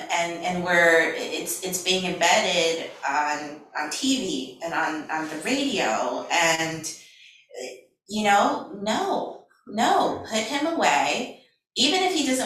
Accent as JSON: {"language": "English", "region": "Louisiana", "country": "United States", "moved": "as an adult", "lives_now": "California, United States", "said": "I'm from Louisiana originally"}